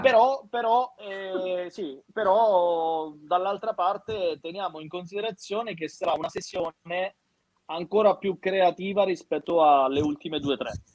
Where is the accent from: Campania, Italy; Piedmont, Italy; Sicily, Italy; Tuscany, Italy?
Sicily, Italy; io sono siciliano